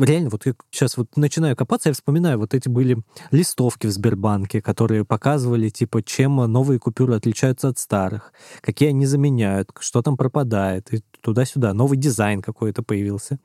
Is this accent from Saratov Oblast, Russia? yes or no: no; Moscow, Russia; я учился в центре Москвы в 7 лет, и я всякое видел и слышал, когда жил у бабушки Выхина